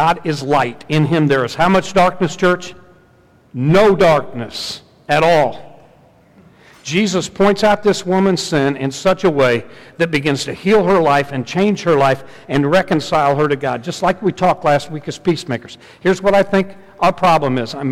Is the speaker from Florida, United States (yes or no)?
no; Southern Indiana, United States; I'm from Southern Indiana